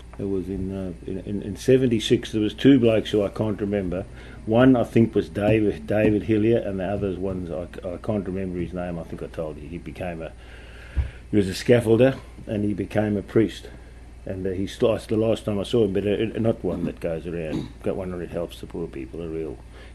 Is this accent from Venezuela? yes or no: no; South Africa; moved away as an adult; also born or lived in Britain / Adelaide; now in Melbourne, Australia; I was born in Britain and I grew up in South Africa, and I left there when I was 23 years old.